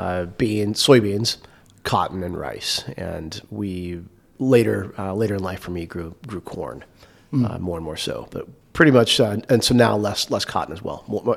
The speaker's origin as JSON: {"language": "English", "town": "Little Rock", "region": "Arkansas", "country": "United States", "tie": "born or raised there", "also_born_or_lived": "Stuttgart, Arkansas", "lives_now": "Fayetteville, United States", "said": "I was born in Stuttgart, Arkansas, in a small town. Grew up split between Stuttgart and Little Rock. So I went to school in Little Rock, in the big city of Little Rock, but spent my childhood, you know, dreaming about going to the farm on the weekends."}